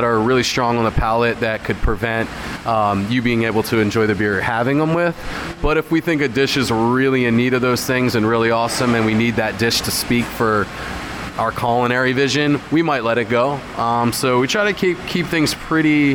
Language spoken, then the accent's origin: English; Hershey, Pennsylvania, United States; I grew up in the Hershey area